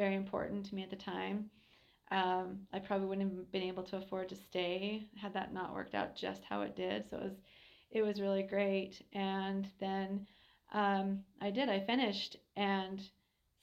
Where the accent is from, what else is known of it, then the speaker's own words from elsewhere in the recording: Helper, Utah, United States; I'm a local kid. I grew up in Helper and went to Sally Morrow, Helper Junior High, Carbon High